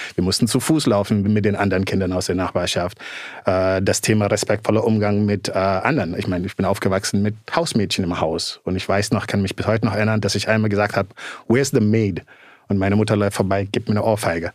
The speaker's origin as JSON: {"language": "German", "country": "Gambia", "tie": "born or raised there", "also_born_or_lived": "Netherlands", "moved": "yes", "said": "ich bin in Gambia geboren, groß geworden."}